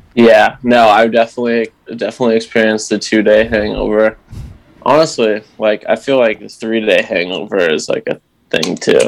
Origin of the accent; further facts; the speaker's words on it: Essex, United States; I'm from Essex, which is basically the larger town that um, sends kids to the same high school Avery and I went